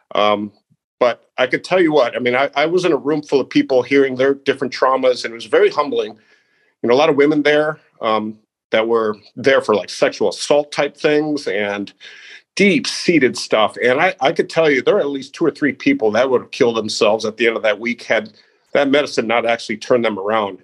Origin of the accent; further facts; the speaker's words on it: Naperville, Illinois, United States; I grew up outside of Chicago uh, in Naperville, Illinois